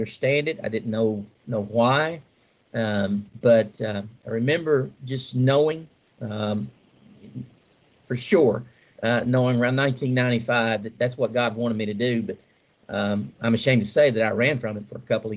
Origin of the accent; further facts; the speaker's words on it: Nelson Creek, Kentucky, United States; I grew up in a wonderful little community called Nelson Creek, just outside of Central City, between Central City and Beaver Dam, Kentucky, in Muhlenberg County